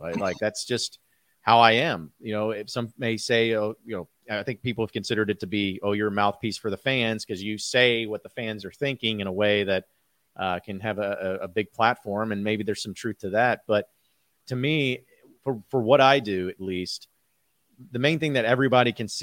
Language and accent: English; Fayetteville, Arkansas, United States; as a kid from Fayetteville, where, that was my hometown, and I feel like with watching the Razorbacks and growing up there